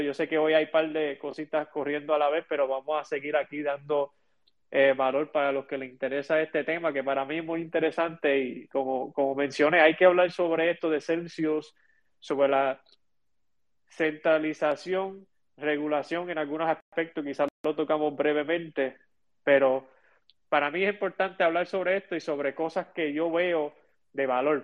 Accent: Chicago, Illinois, United States; now in Puerto Rico; vivo, ¿verdad?, e, en Puerto Rico eh, y em, me crié en Chicago

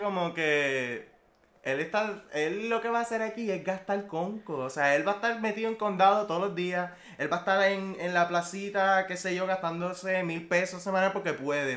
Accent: Puerto Rico; Aquí Puerto Rico no es tan diferente que la cultura como que americana

